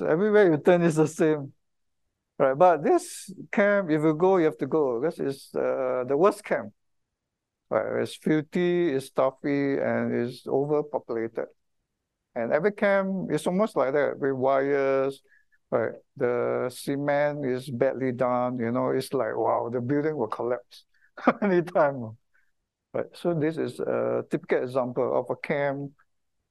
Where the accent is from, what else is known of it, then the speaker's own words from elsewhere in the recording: Singapore; I kind of feel very proud to be a Singaporean